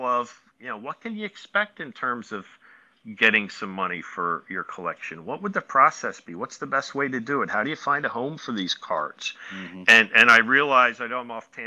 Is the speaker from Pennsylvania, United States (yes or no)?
yes; Philadelphia, Pennsylvania, United States; I'm from the Philly area pretty much for the last 400 years